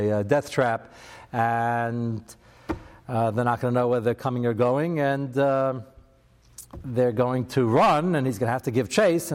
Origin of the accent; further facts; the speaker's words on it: United States; I'm very American